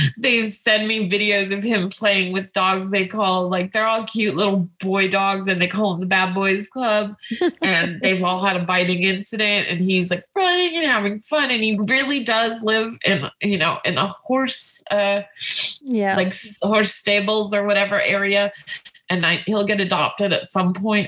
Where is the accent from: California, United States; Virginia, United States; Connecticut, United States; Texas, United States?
California, United States; moved away; also born or lived in New York; I'm from California